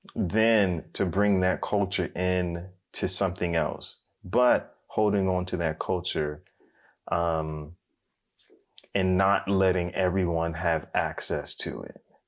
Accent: United States; I'm, I'm African American

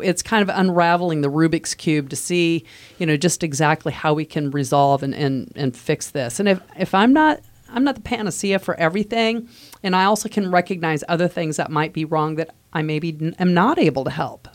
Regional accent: Midwest, United States; moved away as an adult; now in Virginia, United States

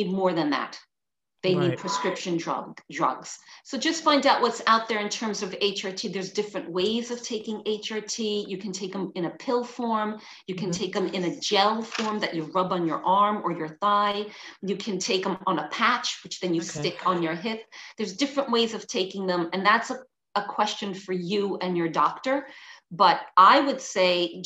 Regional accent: New York City, New York, United States; moved away as an adult; now in London, United Kingdom; I'm originally from New York City, but now I live in London, and London is my home

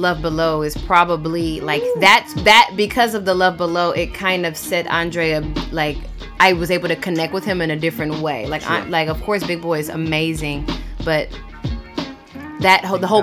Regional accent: Atlanta, Georgia, United States; moved away as an adult; also born or lived in Massachusetts / Miami / Los Angeles / Bahamas; now in Tokyo, Japan; I'm from East Atlanta

